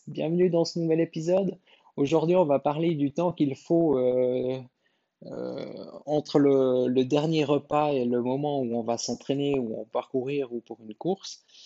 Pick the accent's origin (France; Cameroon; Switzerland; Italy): Switzerland; chez nous en Suisse